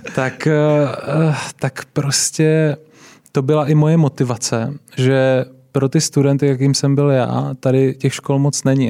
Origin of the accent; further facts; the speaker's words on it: Brno, South Moravian Region, Czechia; Já jsem vyrůstal eh, v Brně, v Kohoutovicích, takový takové pěkné sídliště.